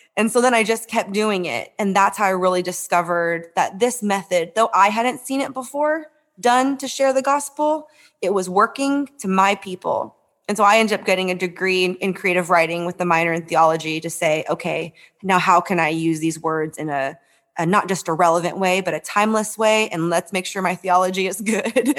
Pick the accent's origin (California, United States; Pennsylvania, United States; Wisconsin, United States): California, United States; San Francisco; I grew up in San Francisco.